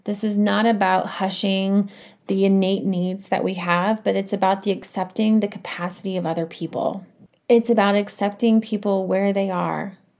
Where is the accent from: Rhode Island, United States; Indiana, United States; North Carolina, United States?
Indiana, United States; now in Colorado, United States; I grew up in Indiana